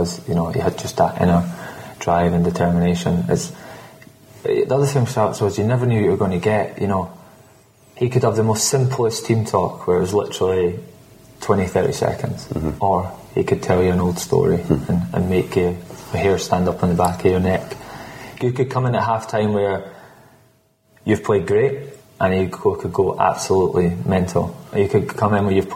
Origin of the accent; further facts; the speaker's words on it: Scotland, United Kingdom; I'm Scottish